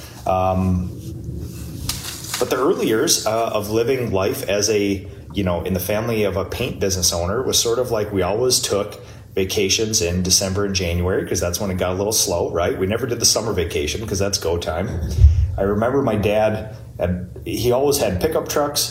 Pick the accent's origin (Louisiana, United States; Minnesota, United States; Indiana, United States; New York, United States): Minnesota, United States; New Prague; I was born 1982 in New Prague, Minnesota, the place that I live right now. I've born and raised my entire life here